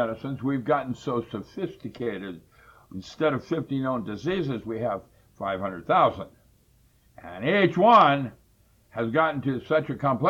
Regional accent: China; That's when I grew up in China.

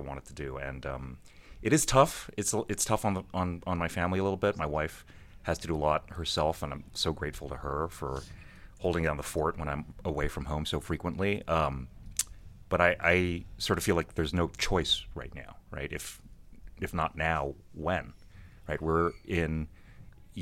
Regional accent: South Bay, California, United States; I'm from the South Bay, but I grew up rooting for the A's.

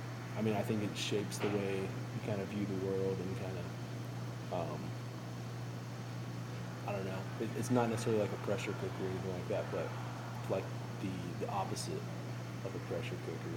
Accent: Fort Stockton, Texas, United States; I grew up in Fort Stockton, so I feel like there's these, when you're growing up in small town West Texas

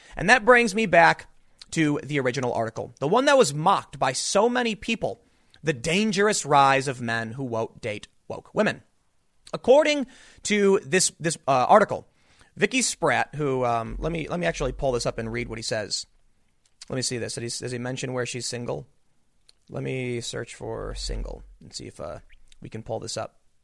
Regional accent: United States; I'm an American

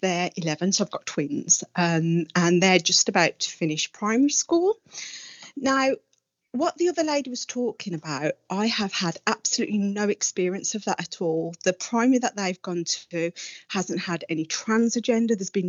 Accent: Birmingham, West Midlands, United Kingdom; accent: Brummie; I am indeed, yes.

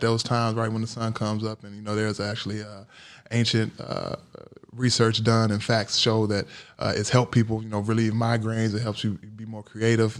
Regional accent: Gary, Indiana, United States; also born or lived in Durham, North Carolina; growing up in Gary, Indiana, and Durham, North Carolina.

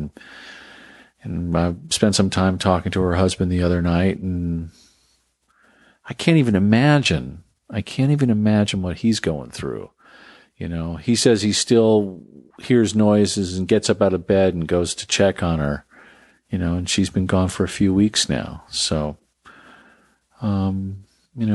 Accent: United States; now in Texas, United States; I'm not a Texan. I'm just some Yankee living in a different state. There's a lot of us out there who live, grew up one place and developed our values one place and now live another.

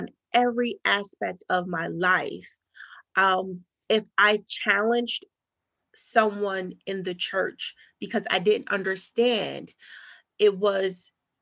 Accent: North New Jersey, United States; where I'm from North New Jersey, and it was just primarily just all Black people

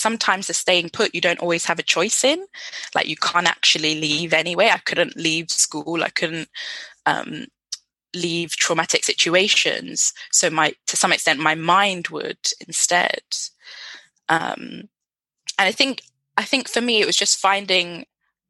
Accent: United Kingdom; being British Nigerian

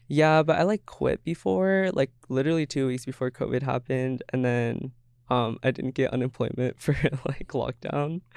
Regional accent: Everett, Washington, United States; moved away as an adult; now in Seattle, United States; growing up in Everett, like, being colored

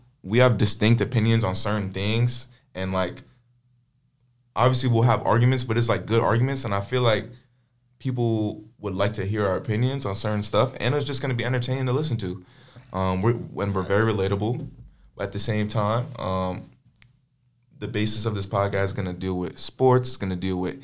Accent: Long Island, New York, United States; moved away as an adult; now in Rochester, United States; from Long Island, New York

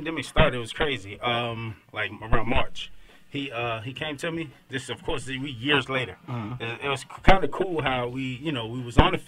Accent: Maryland, United States; now in Atlanta, United States; I'm from Maryland

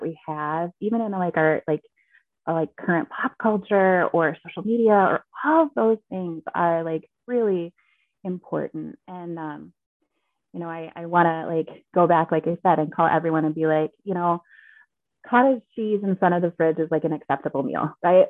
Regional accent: Minnesota, United States; moved away as an adult; also born or lived in Alaska; I'm born and raised in Minnesota

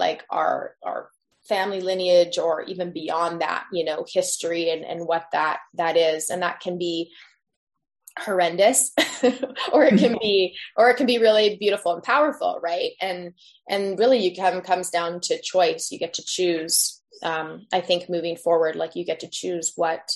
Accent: Tofino, British Columbia, Canada; now in Squamish, Canada; We were living in off grid off of Tofino, just across from the hot springs there at the time that I was born

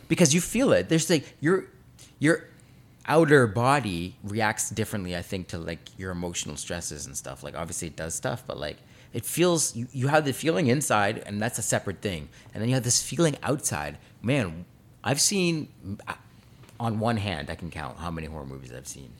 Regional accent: Canada; we're Canadian

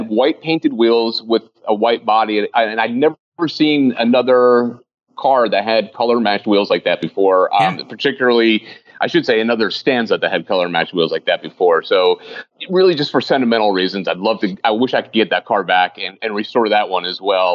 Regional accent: New Jersey, United States; I grew up in New Jersey in that car

